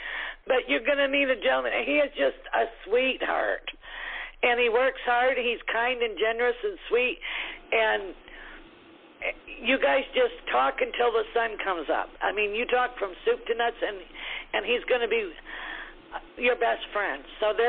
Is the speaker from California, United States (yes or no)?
no; Clare, Michigan, United States; I'm from Michigan, too. What town are you from? I'm from Clare.